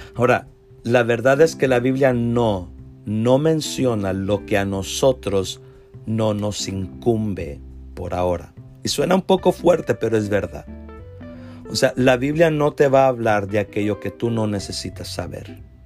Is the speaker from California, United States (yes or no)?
no; Mission, Texas, United States; Yo soy de Texas, aquí de Mission, del Valle de Texas, de la ciudad de Mission